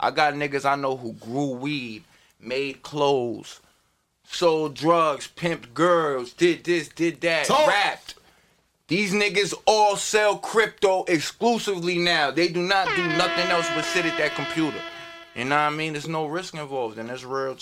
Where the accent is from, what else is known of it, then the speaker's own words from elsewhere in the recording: Hackensack, New Jersey, United States; I'm the oldest from Hackensack, I'm from Jersey